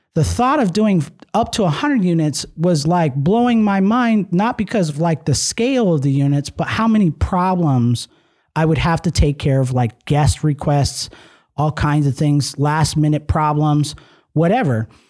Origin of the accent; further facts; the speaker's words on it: Nevada, United States; we're from Nevada